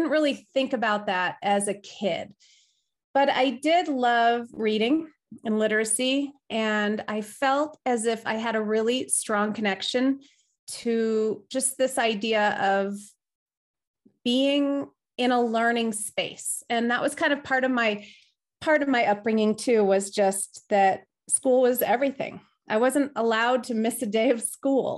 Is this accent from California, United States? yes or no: yes; Riverside, California, United States; moved away as an adult; now in Denver, United States; I grew up in Southern California in a city called Riverside